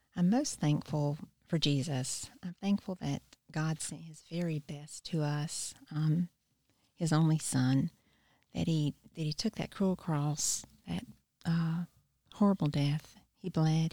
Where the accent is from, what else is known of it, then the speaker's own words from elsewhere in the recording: Wilmington, North Carolina, United States; moved away as an adult; now in Easley, United States; I grew up in Wilmington, North Carolina, and I've lived in Easley for a little over thirty years